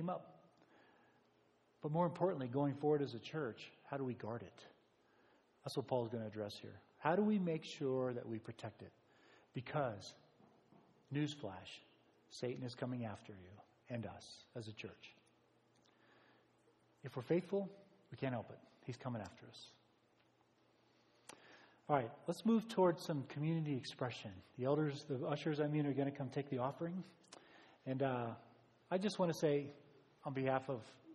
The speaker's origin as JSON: {"language": "English", "country": "United States", "said": "as an American"}